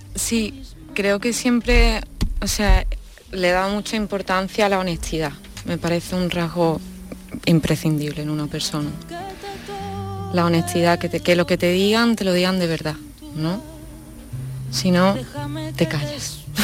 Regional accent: Seville, Andalusia, Spain; soy una chica sevillana que mm, nací en una familia de actores

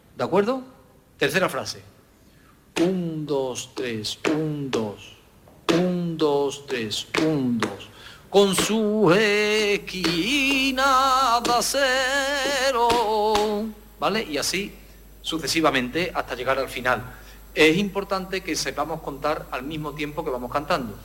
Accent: Alosno, Andalusia, Spain; los que somos de Alorno, que tengo la suerte de, ser de, ese pueblo

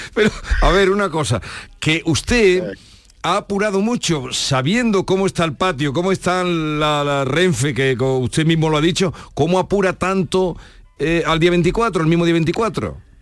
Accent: Los Pedroches, Andalusia, Spain; la zona de interior, que es de donde yo vengo, de la comarca Los Pedroches

